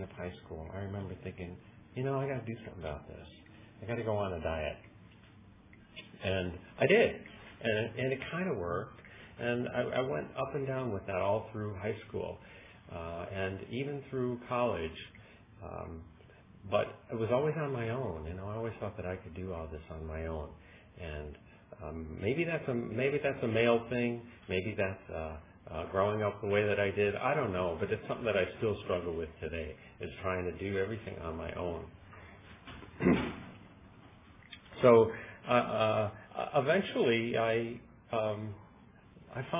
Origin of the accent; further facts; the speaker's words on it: Chicago, Illinois, United States; moved away as an adult; I was born in Chicago as well